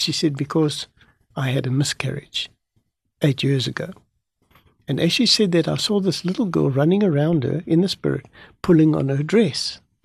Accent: South Africa; I'm a South African

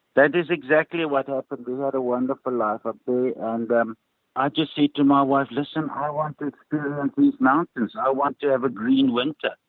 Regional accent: Ermelo, Mpumalanga, South Africa; I grew up in Ermelo

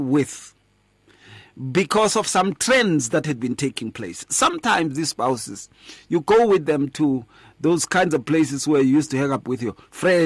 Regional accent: Atteridgeville, Gauteng, South Africa; when I grew up in Atteridgeville

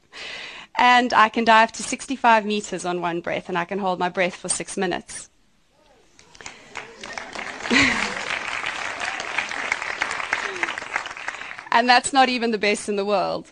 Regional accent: outside Johannesburg, Gauteng, South Africa; moved away; also born or lived in Sweden; I was born outside Johannesburg, and I grew up on a horse farm.

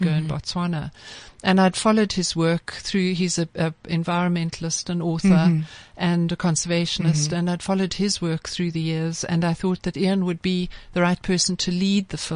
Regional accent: Eswatini; also born or lived in Malawi; I was born in Malawi and grew up in Swaziland

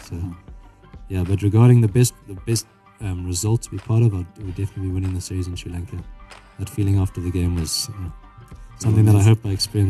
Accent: Harare, Zimbabwe; I personally like playing in Bulawayo, even though I'm from Harare.

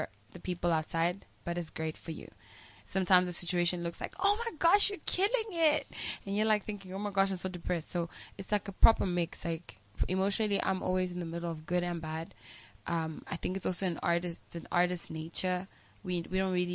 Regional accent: South Africa; I'm from South Africa

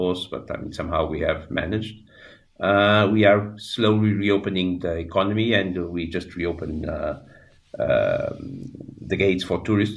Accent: Lisbon, Portugal; I grew up in Portugal, in Lisbon

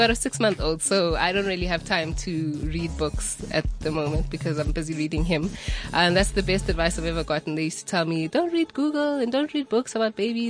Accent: Soweto, Gauteng, South Africa; I am 23. I'm from Soweto, Deep Kloof to be exact.

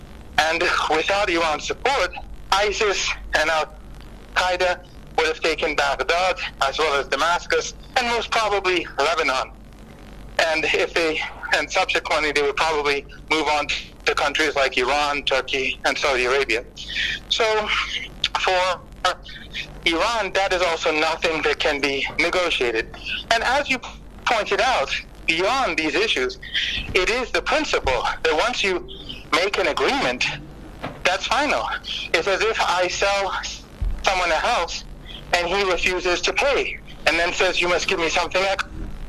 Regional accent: South Africa; Well, I think as a South African, maybe an example that I can give you

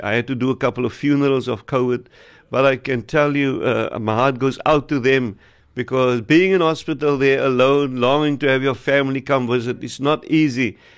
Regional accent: Wellington, Western Cape, South Africa; From Wellington, I'm from Wellington

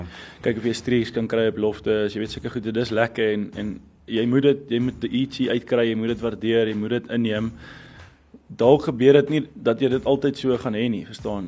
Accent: South Africa; as Suid-Afrikaners

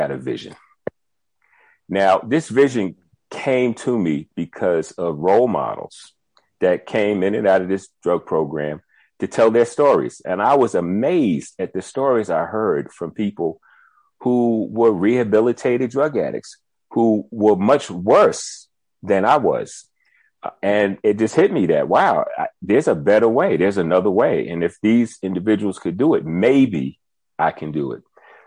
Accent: Tuckahoe, New York, United States; moved away as an adult; now in South Africa; I'm from Tuckahoe, New York, which is very close to the Bronx, actually

